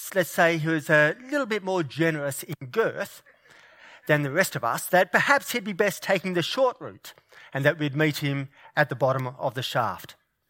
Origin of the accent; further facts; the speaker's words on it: New South Wales, Australia; Now, New South Wales is my home state, and I am a keen Blues supporter.